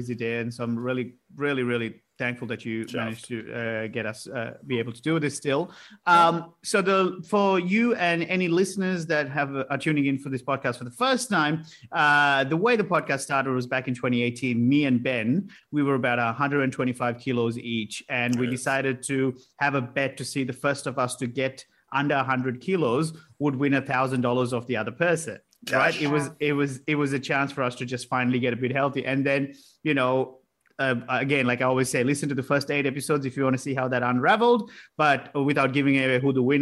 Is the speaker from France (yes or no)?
no; Colombo, Western Province, Sri Lanka; moved away; I grew up in Colombo with the Civil War was on right from the time I was born